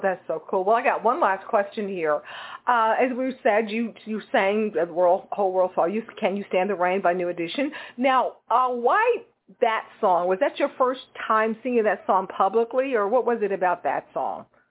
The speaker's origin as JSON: {"language": "English", "region": "Texas", "country": "United States", "said": "am from Texas, and I know exactly where Killeen, Texas is"}